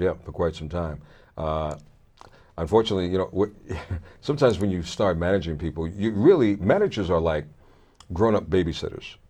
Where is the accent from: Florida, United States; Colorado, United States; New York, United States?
New York, United States; Brooklyn; moved away; also born or lived in Richmond, Virginia / Connecticut; I was born in Brooklyn